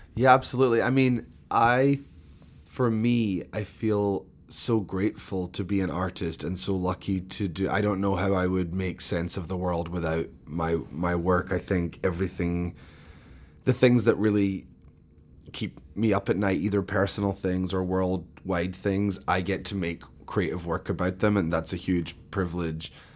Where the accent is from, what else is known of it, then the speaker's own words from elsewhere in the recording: Scotland, United Kingdom; moved away as an adult; also born or lived in London; now in New York, United States; I grew up in Scotland, between Glasgow and London, but mainly in Scotland